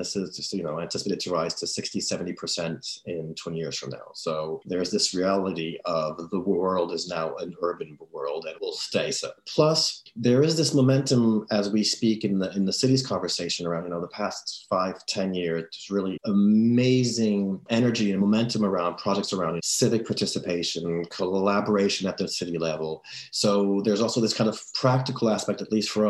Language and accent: English; France; I'm from France